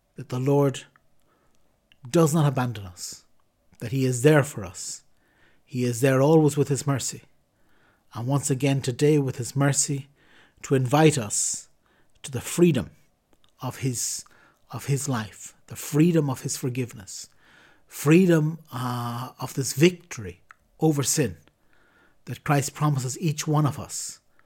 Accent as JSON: {"language": "English", "country": "Ireland", "said": "as an Irishman"}